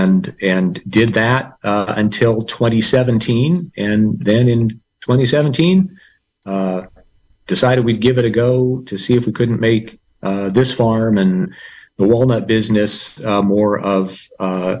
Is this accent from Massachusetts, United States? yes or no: no; Los Angeles, California, United States; moved away as an adult; also born or lived in Pomona, California / Davis, California / Mendocino County, California; now in Lake County, United States; I am from Southern California, grew up in the suburbs